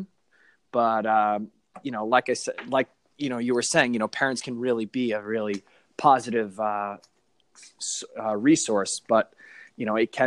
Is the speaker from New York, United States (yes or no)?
yes; Suffolk County, Long Island, New York, United States; I grew up in Suffolk County on Long Island.